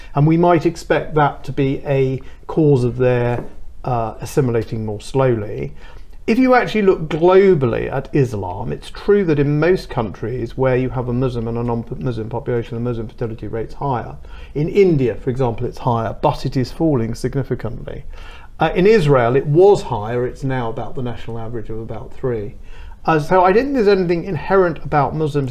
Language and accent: English; London, United Kingdom; I was born and brought up in Wembley